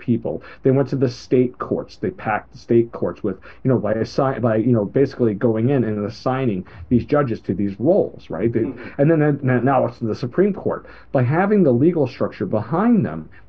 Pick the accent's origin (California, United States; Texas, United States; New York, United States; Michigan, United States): New York, United States; I was raised by a single mother teacher growing up in New York